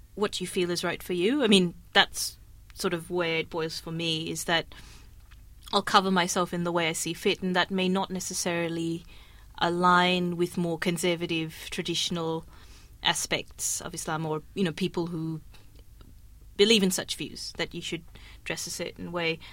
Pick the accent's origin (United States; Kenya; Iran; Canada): Kenya; I was growing up in Kenya